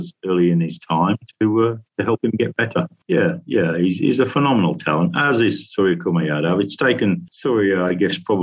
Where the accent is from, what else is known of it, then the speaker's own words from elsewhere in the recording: Yorkshire and the Humber, United Kingdom; I'm a Yorkshireman